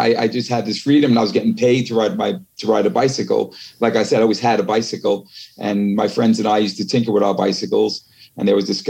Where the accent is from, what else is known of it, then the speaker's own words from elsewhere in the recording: New York City, New York, United States; moved away as an adult; also born or lived in Ireland / California; now in France; I was a kid from the Bronx.